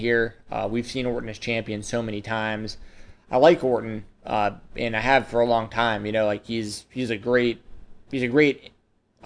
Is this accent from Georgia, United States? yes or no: yes; Atlanta, Georgia, United States; I grew up in Atlanta, Georgia, WCW country